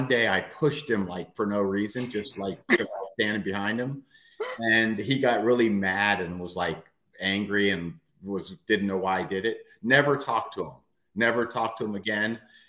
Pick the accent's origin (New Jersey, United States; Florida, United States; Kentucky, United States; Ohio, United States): Florida, United States; Miami; also born or lived in Detroit, Michigan; I was born in Detroit, but I grew up in Miami and went to a couple private schools. First I went to public school, then a couple private schools, then back to public school.